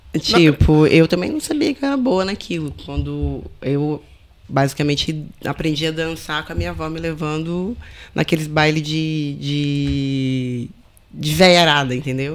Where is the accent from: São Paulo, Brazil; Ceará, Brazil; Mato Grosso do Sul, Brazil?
Mato Grosso do Sul, Brazil; Bonito; now in Portugal; Não sou do Rio. Sou do Mato Grosso do Sul.